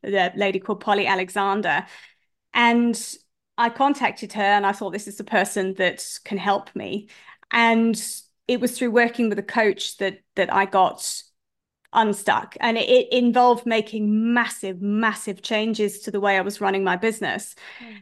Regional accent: United Kingdom; now in South Africa; I'm a British person, but I live in South Africa.

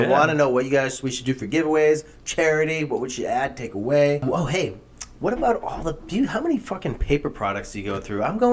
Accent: Massachusetts, United States; moved away; also born or lived in New Hampshire; I'm technically from Massachusetts.

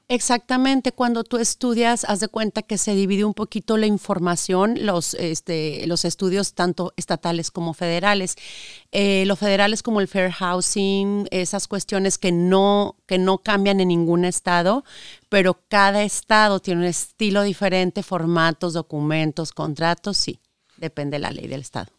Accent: Saltillo, Coahuila, Mexico; moved away as an adult; also born or lived in Monterrey, Mexico; now in United States; Yo soy de la ciudad de Saltillo, Coahuila, el norte de México. Este, nací, estudié allá

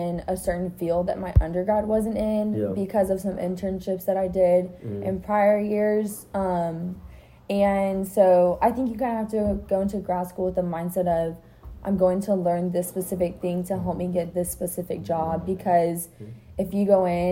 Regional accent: Texas, United States; growing up in Texas

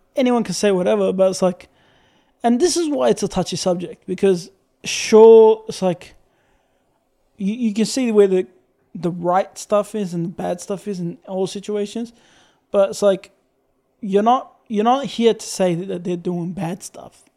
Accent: Syria; now in Australia

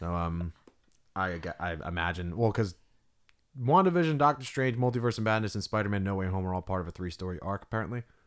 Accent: New Jersey, United States; We're from Jersey

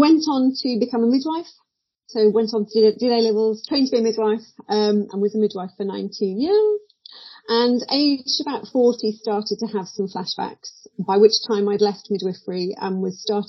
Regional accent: Midlands, United Kingdom; So I was brought up in the Midlands, a child of the 70s

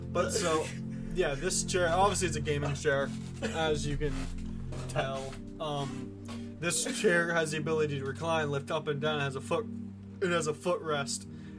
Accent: Massachusetts, United States; accent: broken; moved away; I grew up in Massachusetts

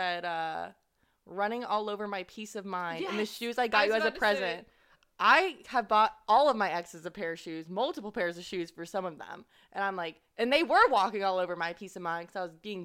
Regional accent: Ohio, United States; I'm from Ohio.

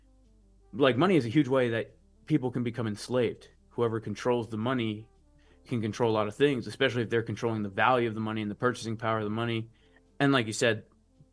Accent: New Jersey, United States; I grew up in New Jersey, basically, close to like New York City in North Jersey.

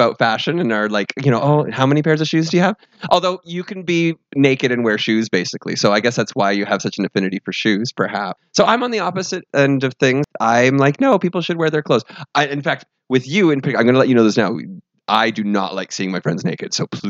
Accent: London, United Kingdom; In the UK. I'm from South London.

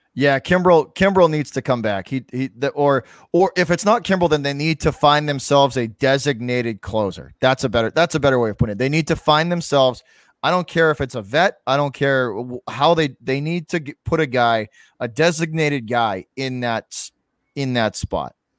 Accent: Massachusetts, United States; also born or lived in Boston; I'm from Massachusetts

